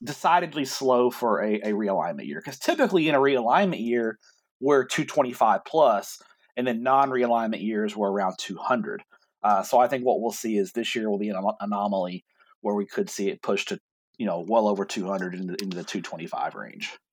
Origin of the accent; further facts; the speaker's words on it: Everman, Texas, United States; I'm from Everman, and we've played Joshua ever since I've been around.